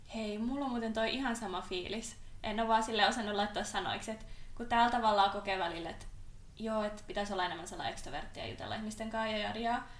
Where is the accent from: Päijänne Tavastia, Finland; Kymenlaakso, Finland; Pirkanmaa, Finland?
Päijänne Tavastia, Finland; Hollola; moved away; mä oon Hollolasta, mm. mikä on sellainen pikkupaikka, kunta